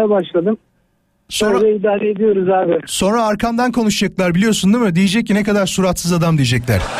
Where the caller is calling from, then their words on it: Yalova, Turkey; Ben Yalova'dan.